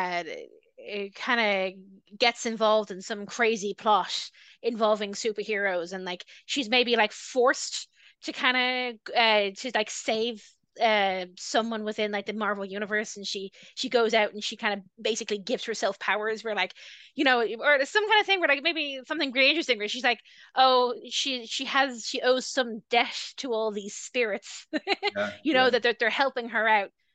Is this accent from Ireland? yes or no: yes; Ireland; I say this as an Irish person